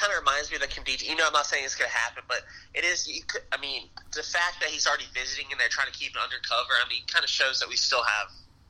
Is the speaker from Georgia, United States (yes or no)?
yes; Gwinnett County, Georgia, United States; since we're from the Gwinnett area